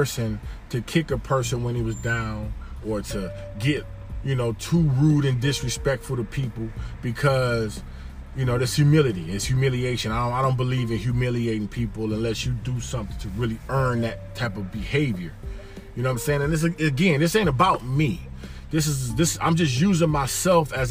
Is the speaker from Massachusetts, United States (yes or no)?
no; Detroit, Michigan, United States; also born or lived in Miami, Florida; I grew up in Detroit, Michigan in the 80s